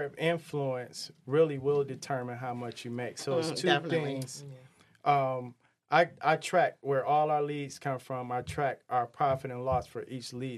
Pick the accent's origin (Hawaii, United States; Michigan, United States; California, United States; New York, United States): Michigan, United States; Highland Park; I grew up in Highland Park.